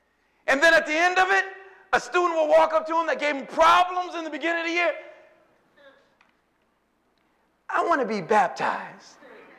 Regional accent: New Orleans, Louisiana, United States; listen, I'm from New Orleans, and you know, if you eat something that is not flavored, you got that look.

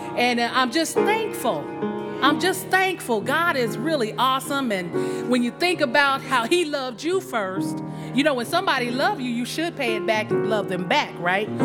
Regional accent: Phoenix, Arizona, United States; moved away; I'm from Phoenix, Arizona. That's my hometown

